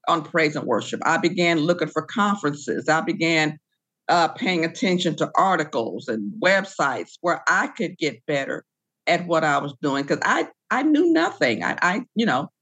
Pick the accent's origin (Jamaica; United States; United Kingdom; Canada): United States; Decatur, Illinois; I grew up in the Baptist Church in Decatur, Illinois.